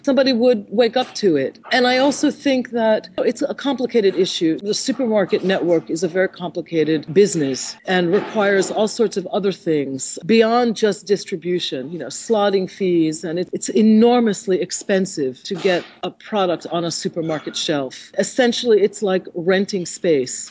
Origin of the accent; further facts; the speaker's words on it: New York City, New York, United States; I'm also from New York